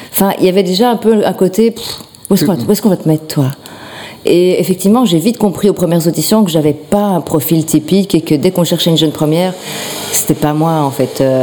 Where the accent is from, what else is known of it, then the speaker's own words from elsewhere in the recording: Schaerbeek, Brussels-Capital Region, Belgium; De Schierbeek.